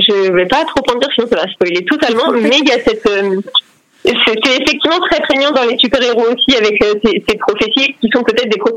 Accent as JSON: {"language": "French", "region": "Brittany", "country": "France", "said": "moi je suis bretonne, hein, pour ceux qui ne le savent pas, donc euh, voilà, la Bretagne c'est ma vie."}